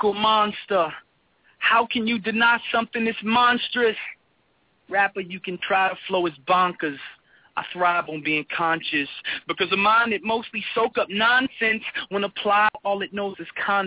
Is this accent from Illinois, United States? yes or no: yes; Chicago, Illinois, United States; I'm from Chicago, of course. I'm living in it, like, right now